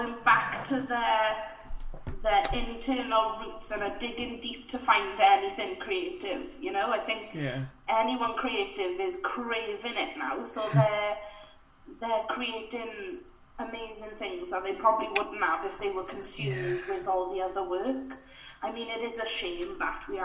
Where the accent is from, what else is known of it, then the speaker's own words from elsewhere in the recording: Port Talbot, Wales, United Kingdom; accent: Welsh; I grew up, or you and I grew up in the same lovely town of Fitalbert